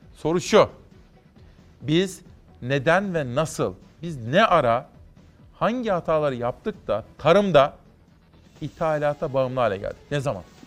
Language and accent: Turkish; Kütahya, Turkey; moved away; benim memleketim Kütahya